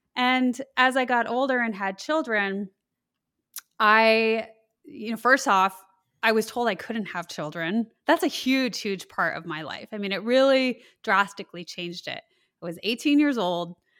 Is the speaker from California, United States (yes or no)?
no; Colorado, United States; I grew up in Colorado, and so I experienced when I was in high school the Columbine school shootings